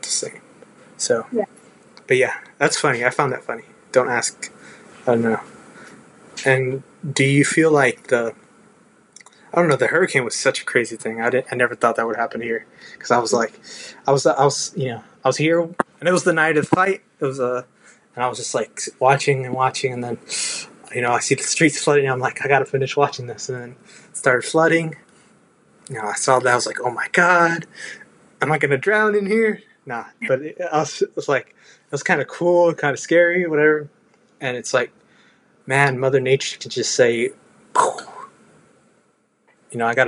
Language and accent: English; Texas, United States; I love being a Texan